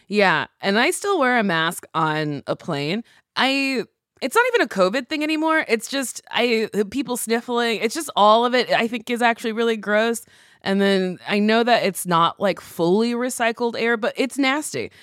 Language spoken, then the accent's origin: English; New Jersey, United States; moved away as an adult; also born or lived in New York; now in Los Angeles, United States; I grew up in Jersey, we would go to the city a lot